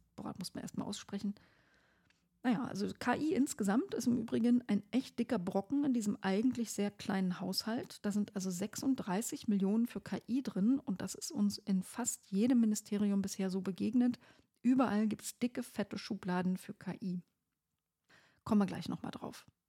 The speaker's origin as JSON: {"language": "German", "region": "Brandenburg", "country": "Germany", "said": "sag ich mal so als Brandenburgerin"}